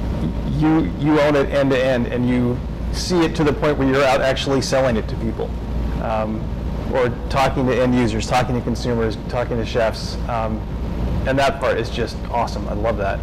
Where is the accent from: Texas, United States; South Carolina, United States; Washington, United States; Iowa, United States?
Washington, United States; Seattle; now in Portland, United States; I'm from Seattle